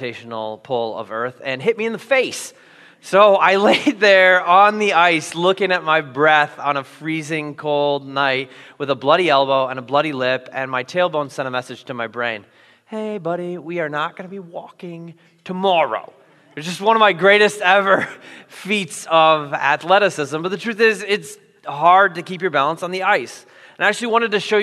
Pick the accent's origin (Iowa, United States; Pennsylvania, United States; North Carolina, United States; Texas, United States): Iowa, United States; moved away as an adult; also born or lived in Minnesota; I grew up in Iowa, where we know ice is slippery